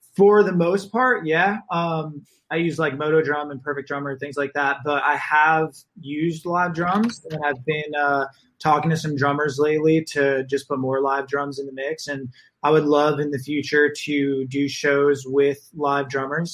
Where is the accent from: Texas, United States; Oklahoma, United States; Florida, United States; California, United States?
Florida, United States; Naples; moved away as an adult; also born or lived in Boston; now in Los Angeles, United States; I am from Florida, grew up in Naples